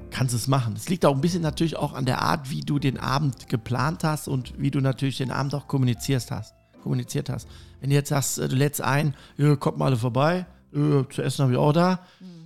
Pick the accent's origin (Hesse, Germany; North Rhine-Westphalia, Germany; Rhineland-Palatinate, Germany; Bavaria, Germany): North Rhine-Westphalia, Germany; Cologne; Ich komme aus Köln ja.